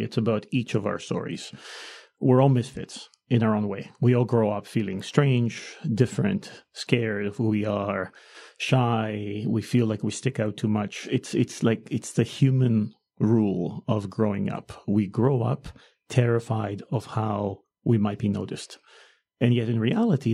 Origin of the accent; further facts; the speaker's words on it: Greece; moved away as an adult; I grew up in Greece.